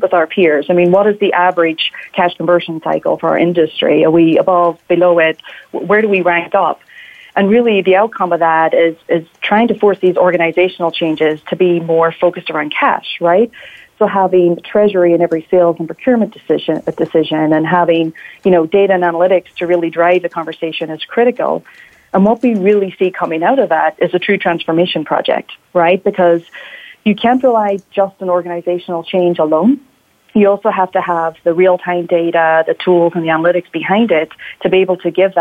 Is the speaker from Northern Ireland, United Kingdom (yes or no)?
yes; Northern Ireland, United Kingdom; moved away; I'm originally from Northern Ireland